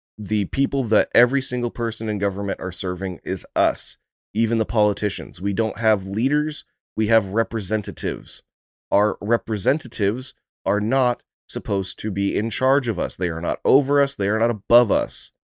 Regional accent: United States; as an American

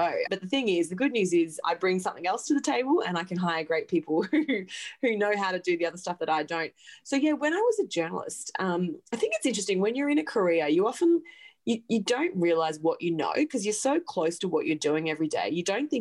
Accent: Gold Coast, Queensland, Australia; moved away as an adult; now in New York City, United States; I'm an Aussie. I grew up on the Gold Coast and on a farm west of the Goldie.

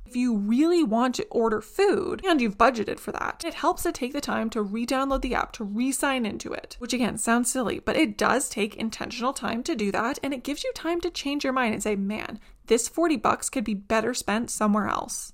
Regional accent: Canada; being Canadian is a little bit trickier

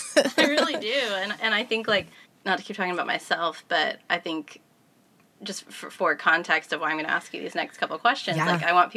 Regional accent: Kansas City, Missouri, United States; now in Nashville, United States; Growing up in Kansas City

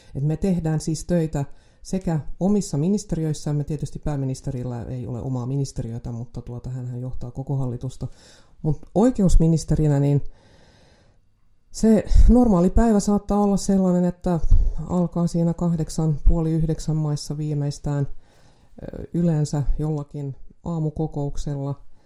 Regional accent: Jakobstad, Ostrobothnia, Finland; olen syntynyt Pietarsaaressa

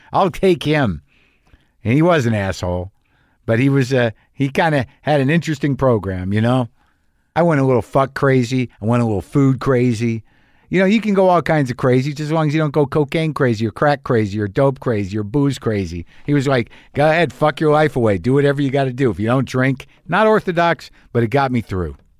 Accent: Albuquerque, New Mexico, United States; my hometown of Albuquerque, New Mexico

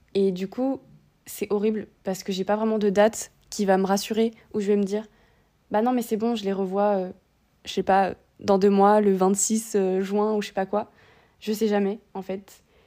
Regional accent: Réunion; moved away as an adult; also born or lived in metropolitan France; now in France; je viens de La Réunion, je fais mes études euh, ici

